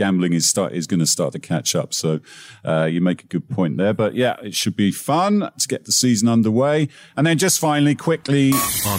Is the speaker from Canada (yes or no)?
no; England, United Kingdom; I'm English